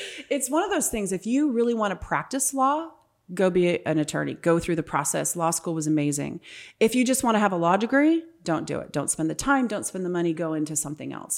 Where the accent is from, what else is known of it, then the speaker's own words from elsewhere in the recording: California, United States; moved away as an adult; also born or lived in Ohio; now in Power Ranch, Gilbert, Arizona, United States; I'm originally from California